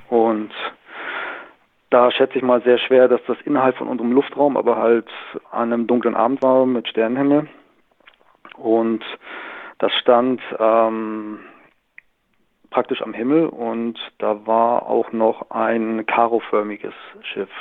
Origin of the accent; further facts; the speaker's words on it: Northern Germany, Germany; moved away as an adult; now in Southern Germany; ich bin gebürtiger Norddeutscher, bin mit 18 Jahren aber nach Süddeutschland gegangen und lebe hier seit 20 Jahren